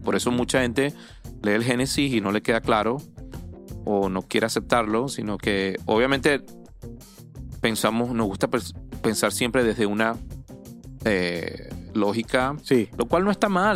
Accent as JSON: {"language": "Spanish", "country": "Venezuela", "moved": "yes", "said": "yo soy de Venezuela, de mi país"}